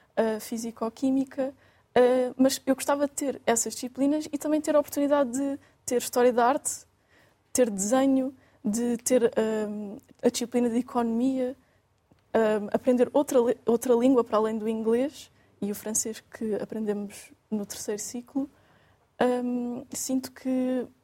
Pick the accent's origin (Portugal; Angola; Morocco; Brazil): Portugal; Quarteira, Faro; moved away as an adult; now in Lisbon, Portugal; sou natural de quarteira no Algarve